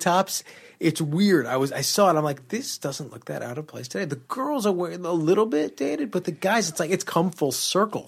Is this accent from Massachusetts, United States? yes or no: no; New York, United States; growing up in New York.